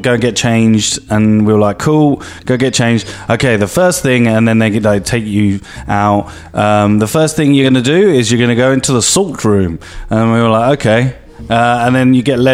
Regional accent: London, United Kingdom

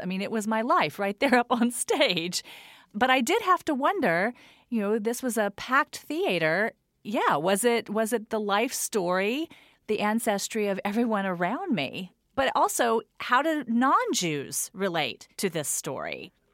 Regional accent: United States; moved away; also born or lived in North Carolina / Texas; I grew up in North Carolina and Texas

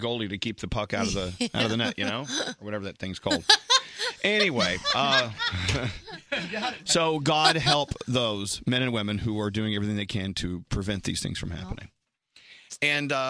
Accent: New York, United States; being a New Yorker, you know, after the few things we've had happen to us here

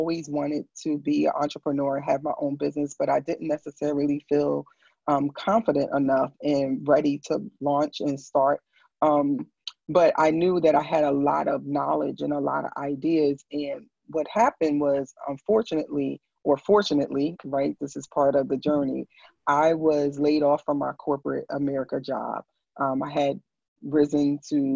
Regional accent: New York City, New York, United States; I am originally from Brooklyn, New York. I just call myself just a girl from Brooklyn

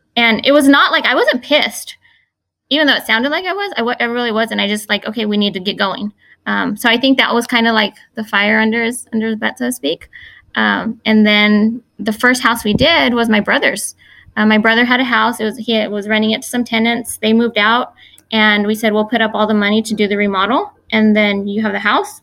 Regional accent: Fresno, California, United States; I was born here in Fresno, um, here in the Central Valley

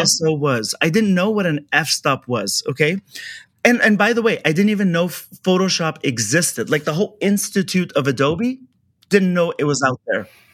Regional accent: Kabul, Afghanistan; also born or lived in Orange County, California; now in Los Angeles, United States; I'm a refugee from Afghanistan. So we were invaded by USSR and that's that war. So we escaped and um, ended up in this is like probably the biggest jump, but from Afghanistan war zone down to Orange County

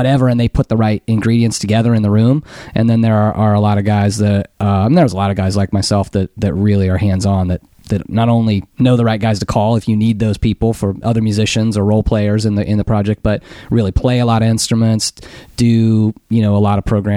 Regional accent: Western Kansas, United States; growing up in Western Kansas where there is nobody, no people anywhere

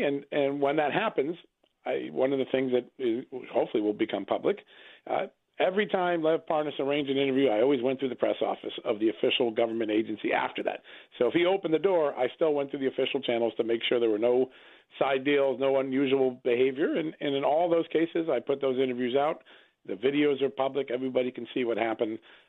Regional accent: Ukraine; my home country in Ukraine

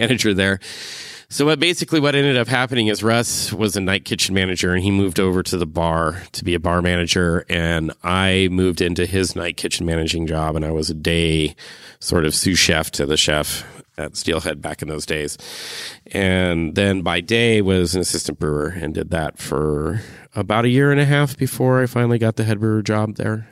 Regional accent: Cupertino, California, United States; moved away as an adult; now in Eugene, United States; I'm from Cupertino, California to Eugene to be a duck

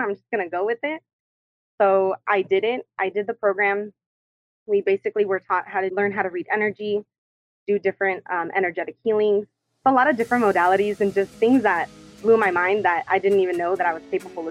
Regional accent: Orange County, California, United States; now in Los Angeles, United States; I was actually born and raised in Orange County

